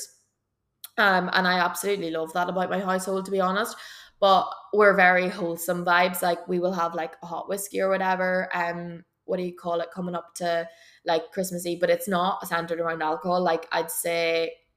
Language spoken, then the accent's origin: English; Belcoo, Northern Ireland, United Kingdom; we're from Belco